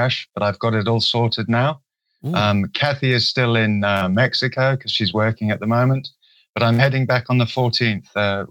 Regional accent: Kenya; also born or lived in Swaziland; I was brought up in Kenya and Swaziland.

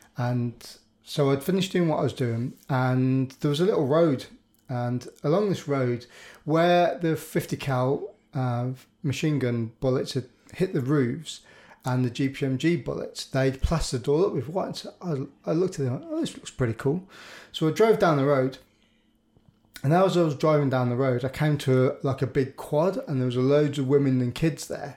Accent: Birmingham, West Midlands, United Kingdom; I'm from Birmingham

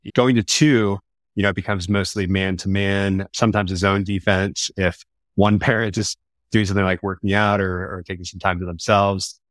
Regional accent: Lafayette, California, United States; also born or lived in Sacramento / Los Angeles; I grew up in a town called Lafayette, small town here in the East Bay

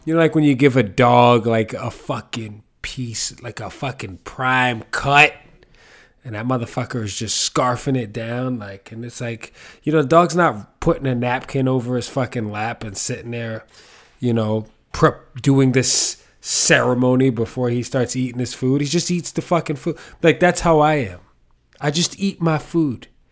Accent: New York City, New York, United States; I'm from the Bronx and that's how my mom said it

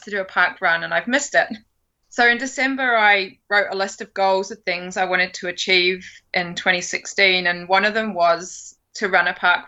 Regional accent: United Kingdom; moved away as an adult; now in New Zealand; I'm originally from the UK

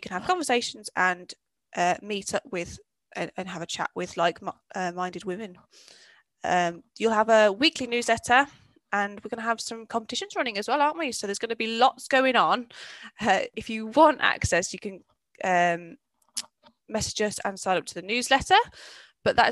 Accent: Birmingham, West Midlands, United Kingdom; I'm from Birmingham

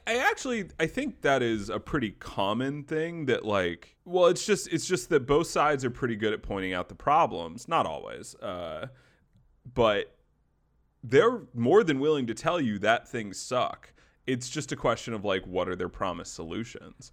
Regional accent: the South, United States; kid growing up in the South

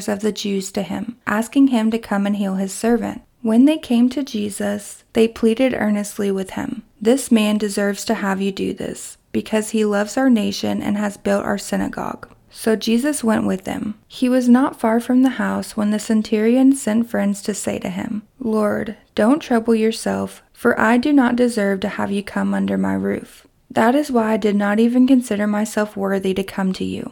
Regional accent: Kentucky, United States; my hometown in Kentucky

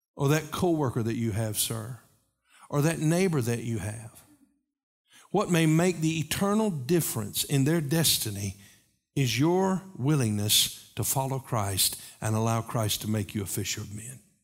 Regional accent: Knoxville, Tennessee, United States; when I was a kid growing up in Knoxville

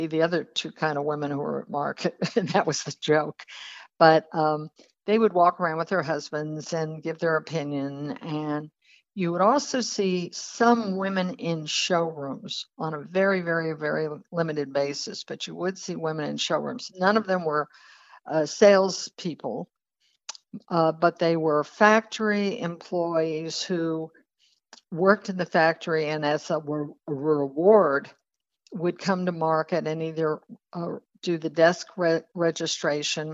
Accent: Texas, United States; moved away; also born or lived in New York City; I was living in New York, but I was originally from Texas

